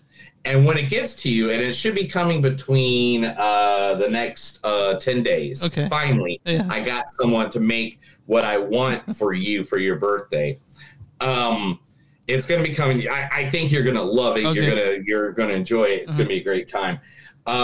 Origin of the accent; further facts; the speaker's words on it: Ireland; because I'm Irish.